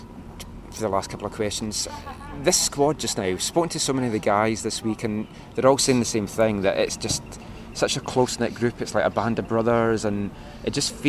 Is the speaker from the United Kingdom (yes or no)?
yes; Fife, Scotland, United Kingdom; moved away; I'm from Fife, just to the north